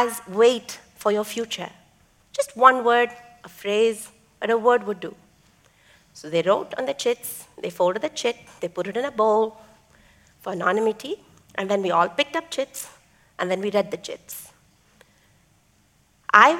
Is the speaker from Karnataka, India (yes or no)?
no; Chennai, Tamil Nadu, India; first language Tamil; English is a second language; Chennai, India, my hometown.